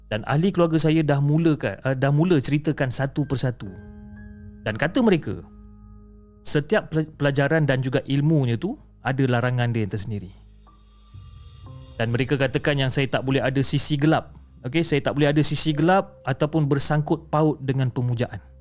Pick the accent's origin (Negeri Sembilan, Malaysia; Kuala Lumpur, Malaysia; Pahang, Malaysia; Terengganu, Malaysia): Negeri Sembilan, Malaysia; Seri Menanti; saya ini berasal daripada Seri Menanti Negeri Sembilan dan saya menetap dekat kampung bersama keluarga semasa kecil dan berjiran dengan atuk.